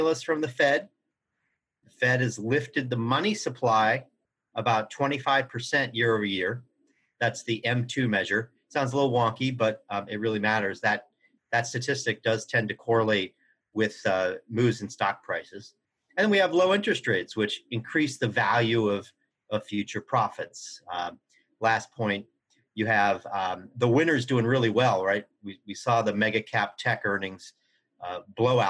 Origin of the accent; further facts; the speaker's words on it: Kansas, United States; now in Boston, United States; growing up in Kansas